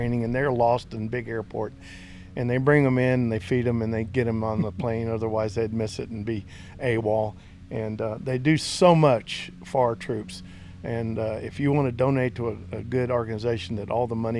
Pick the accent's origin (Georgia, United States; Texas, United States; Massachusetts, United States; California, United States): Texas, United States; Randolph; Randolph, my hometown, where it all started